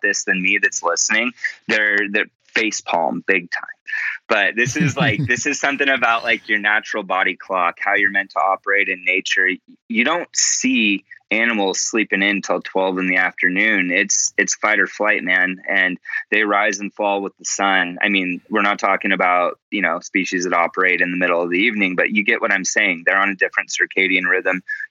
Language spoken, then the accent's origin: English; United States; growing up as an American